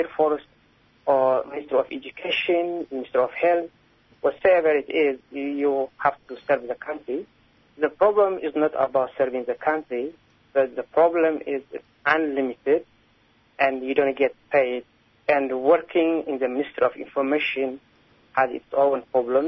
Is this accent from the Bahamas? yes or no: no; Eritrea; moved away as an adult; also born or lived in Sudan; now in Western Australia, Australia; I am originally from Eritrea